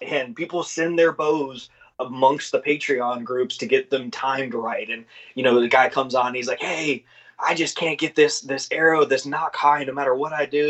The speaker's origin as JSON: {"language": "English", "region": "Florida", "country": "United States", "tie": "born or raised there", "said": "I was born in Florida"}